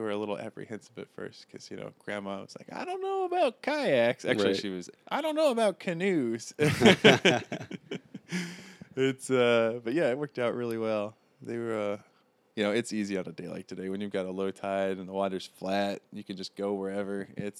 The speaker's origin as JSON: {"language": "English", "town": "St. Louis", "region": "Missouri", "country": "United States", "said": "Originally, St. Louis is where I have most of my family, or what's left of it. We've all kind of scattered around."}